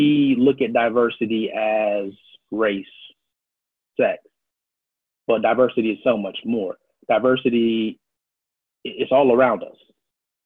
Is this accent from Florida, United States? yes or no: yes; Miami, Florida, United States; moved away as an adult; also born or lived in Brooklyn, New York / Virginia / Maryland / Washington, D.C.; now in Chicago, United States; I was born in Brooklyn, New York, grew up in Miami, worked in Virginia, Maryland, D.C., back down to Jacksonville, St. Augustine area